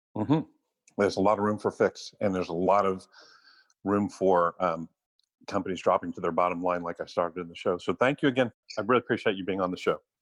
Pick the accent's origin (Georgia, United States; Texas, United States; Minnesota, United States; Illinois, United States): Texas, United States; San Antonio; also born or lived in Austin, Texas; I love Texas. I'm born and raised here. I'm from San Antonio